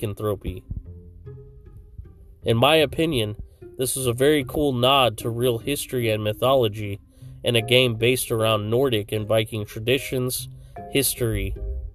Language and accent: English; Fresno, California, United States; from right here in Fresno, California, my hometown